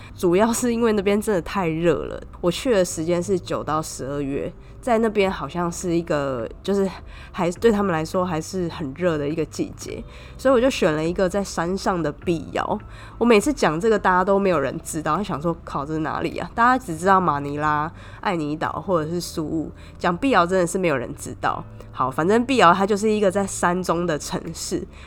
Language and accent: Chinese; Taiwan; 加上我一个台湾人